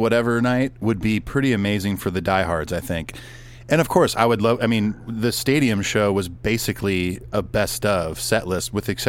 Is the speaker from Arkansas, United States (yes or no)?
no; Southern California, United States; being from Southern California